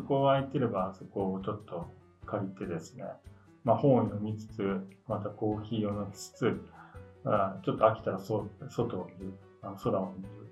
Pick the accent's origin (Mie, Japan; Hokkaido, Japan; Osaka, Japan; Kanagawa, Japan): Kanagawa, Japan; Yokohama; now in Tokyo, Japan; 出身は、えー、横浜ですが、今はあの都内に家族と住んでおります